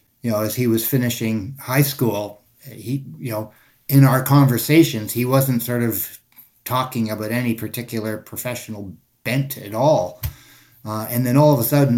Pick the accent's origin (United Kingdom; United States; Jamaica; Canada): Canada; Toronto, Ontario; Throughout the years growing up in Toronto